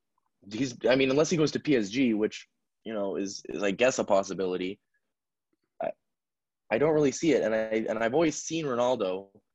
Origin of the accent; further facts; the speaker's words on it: United States; I'm American, so I say dollars